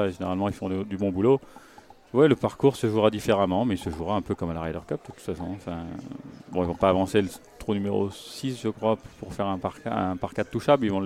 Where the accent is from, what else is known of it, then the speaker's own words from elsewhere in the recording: France; mais aussi euh, en tant que Français, on écoute Pascal